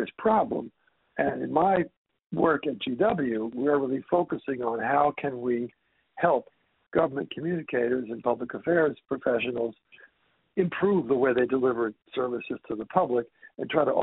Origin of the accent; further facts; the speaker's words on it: Washington, District of Columbia, United States; moved away; also born or lived in Boston / New York / Atlanta / Toronto; I'm from the Washington, D.C. area originally